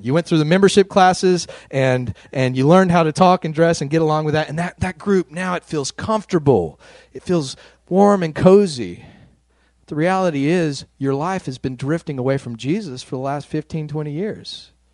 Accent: West Texas, United States; I grew up out in West Texas, a white middle class family, very conservative neck of the woods

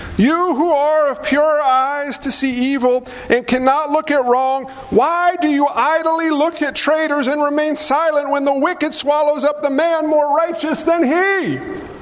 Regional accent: New York, United States; I'm a New Yorker

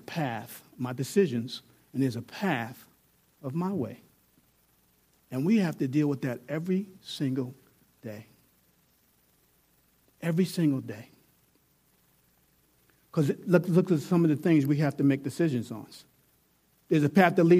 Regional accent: New York, United States; I'm from New York

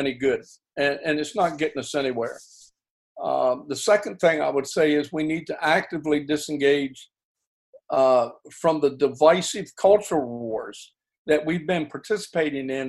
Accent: United States; I'm an American by birth

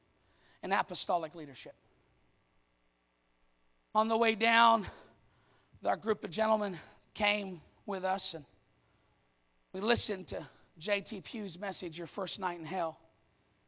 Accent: Canada; I'm Canadian

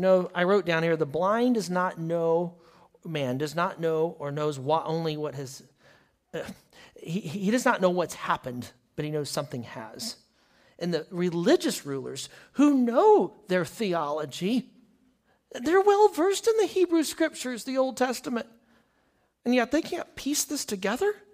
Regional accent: United States; As American Christian

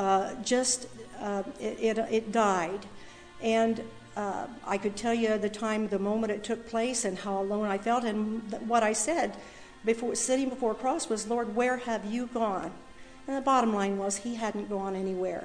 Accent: Covington, United States; moved away; also born or lived in Washington; I was born and raised in Covington

